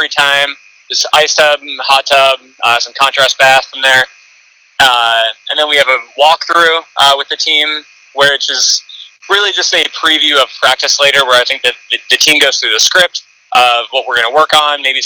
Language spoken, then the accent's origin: English; Cleveland, Ohio, United States; I did grow up in Northeast Ohio, just a suburb of Cleveland